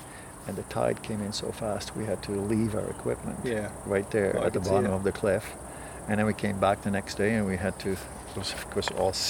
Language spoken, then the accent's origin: English; Netherlands; moved away as an adult; I'm from Holland originally